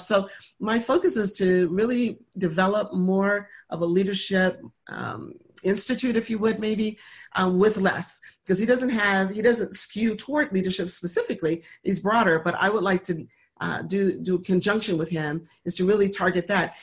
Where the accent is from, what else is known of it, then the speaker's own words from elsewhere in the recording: Michigan, United States; now in Atlanta, United States; we were raised in Michigan